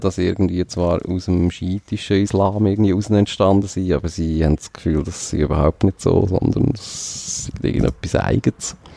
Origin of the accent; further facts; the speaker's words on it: Switzerland; Fühlt man sich als Schweizer